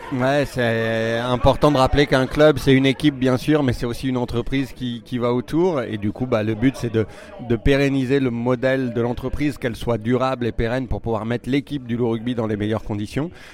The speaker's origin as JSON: {"language": "French", "country": "France", "said": "je suis français"}